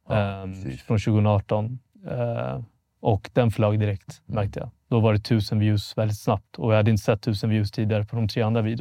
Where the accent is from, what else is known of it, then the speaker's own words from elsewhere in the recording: Vallentuna, Stockholm County, Sweden; jag är 28 år gammal, född 95. Jag är mm. född och uppvuxen i Vallentuna, norr om Stockholm. Mm. Väldigt mycket norr. Lite bondesamhälle. Um, hade en väldigt svensk uppväxt.